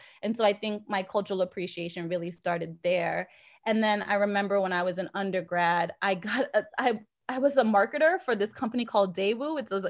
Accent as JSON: {"language": "English", "country": "Jamaica", "moved": "yes", "lives_now": "Boston, United States", "said": "I've always identified as Jamaican. And when we migrated from Jamaica, we moved to Boston into a predominantly white community."}